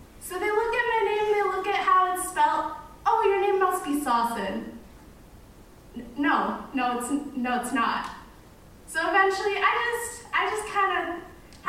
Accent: Kingston, Ontario, Canada; first language Arabic; I wasn't foreign. I was born in Kingston

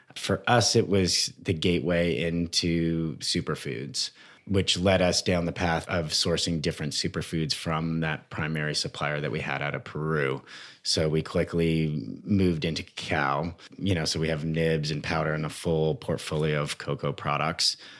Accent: Toronto, Ontario, Canada; moved away as an adult; also born or lived in British Columbia; now in United States; I grew up in Toronto.

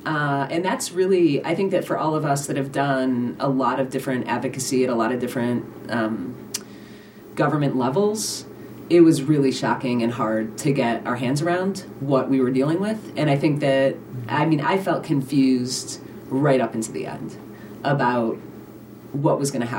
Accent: Cleveland, Ohio, United States; now in Helena, United States; Growing up in Cleveland made me resilient

